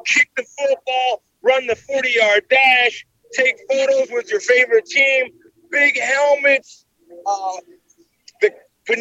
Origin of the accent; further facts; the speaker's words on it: El Paso, Texas, United States; I'm from El Paso